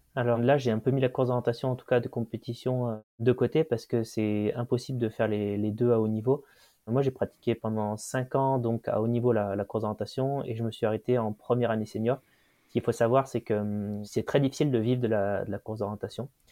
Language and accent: French; region around Saint-Étienne, Auvergne-Rhône-Alpes, France; je suis originaire d'une région autour de Saint-Étienne, donc un petit village chagnon où on a beaucoup de nature autour